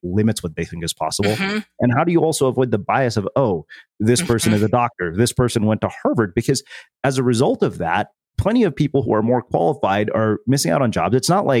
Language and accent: English; India; I'm Indian